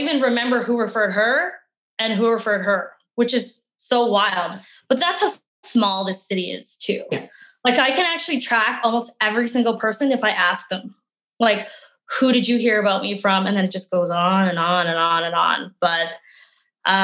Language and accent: English; Calgary, Alberta, Canada; Well, I am originally from Calgary. I'm one of those few like born and bred Calgarians. I've been here my whole life.